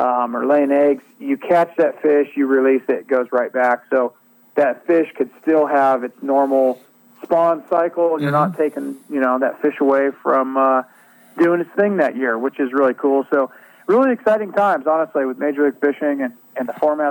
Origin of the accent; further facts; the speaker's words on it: Northern California, United States; I grew up in Northern California